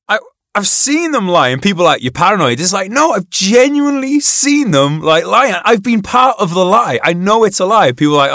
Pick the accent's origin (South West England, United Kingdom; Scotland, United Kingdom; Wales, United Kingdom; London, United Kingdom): Wales, United Kingdom; Wrexham; Mine at the time was just like, oh, you grew up in Wrexham? Yeah, we're all Welsh.